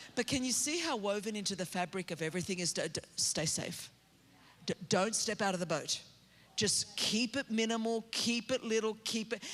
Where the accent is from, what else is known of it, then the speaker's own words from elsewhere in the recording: Australia; moved away as an adult; now in California, United States; I grew up in Australia